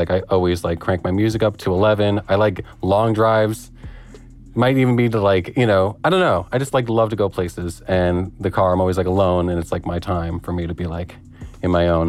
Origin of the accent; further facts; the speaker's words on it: New Jersey, United States; moved away as an adult; now in Los Angeles, United States; I'm 28 years old. I'm originally from New Jersey, but I have been living in LA for a little over a year now.